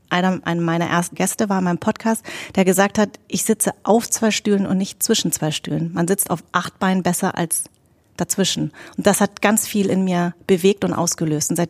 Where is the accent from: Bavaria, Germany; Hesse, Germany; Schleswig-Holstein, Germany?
Hesse, Germany; Darmstadt; born there; Ich bin in Darmstadt geboren und ich hatte einfach, ich bin sehr deutsch sozialisiert.